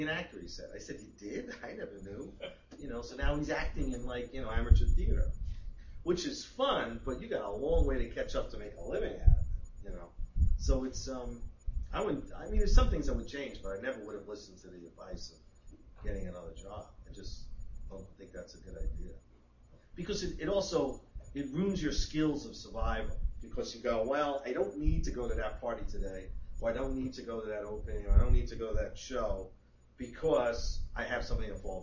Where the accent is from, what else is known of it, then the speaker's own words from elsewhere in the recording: New York City, New York, United States; growing up in Queens, nobody was a writer